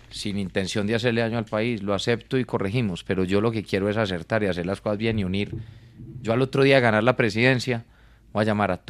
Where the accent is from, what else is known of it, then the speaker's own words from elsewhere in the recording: Colombia; Yo soy un colombiano común y corriente.